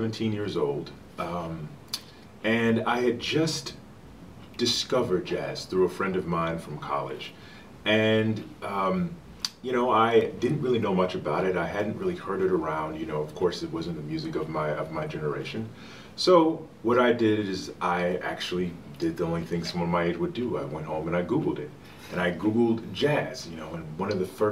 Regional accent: Chicago, Illinois, United States; I'm from Chicago

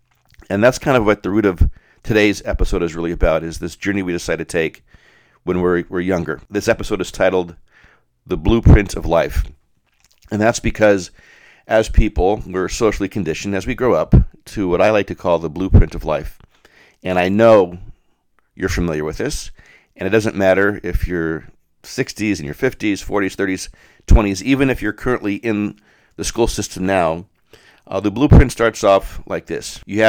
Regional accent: Denver, Colorado, United States; And while I grew up in Denver, it was the preeminent catering company in the state

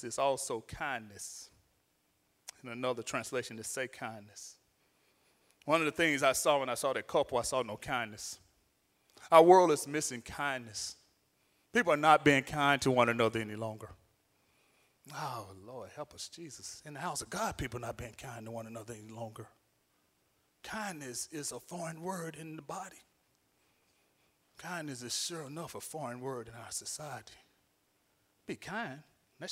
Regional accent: Alabama, United States; I'm from Alabama

